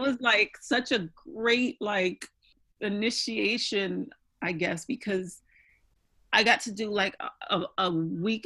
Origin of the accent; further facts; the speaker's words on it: New York, United States; I'm going back home because I'm from New York